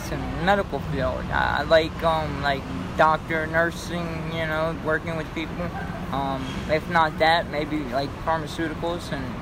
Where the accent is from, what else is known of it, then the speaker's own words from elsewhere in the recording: Oxon Hill, Maryland, United States; now in New York City, United States; Oxon Hill, Maryland.